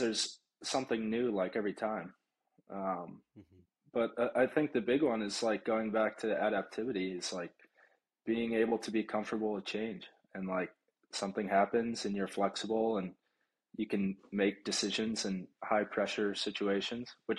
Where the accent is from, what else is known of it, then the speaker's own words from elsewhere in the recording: Florida, United States; moved away; I grew up in Florida